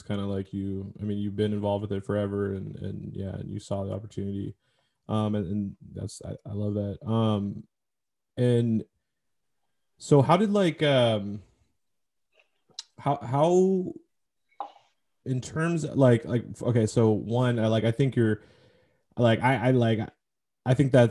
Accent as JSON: {"language": "English", "town": "Seattle", "region": "Washington", "country": "United States"}